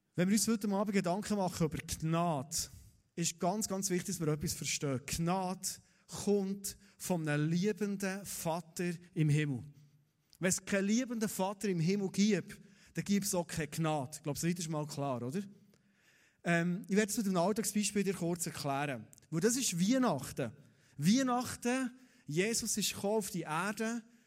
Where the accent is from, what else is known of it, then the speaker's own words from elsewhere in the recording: Thun, Bern, Switzerland; als Thuner